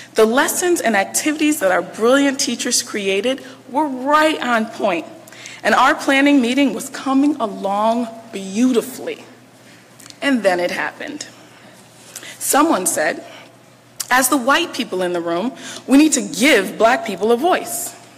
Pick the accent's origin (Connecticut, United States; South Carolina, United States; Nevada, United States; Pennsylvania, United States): Connecticut, United States; Bridgeport; moved away as an adult; also born or lived in Baltimore, Maryland; now in Washington, D.C., United States; I grew up in Bridgeport, Connecticut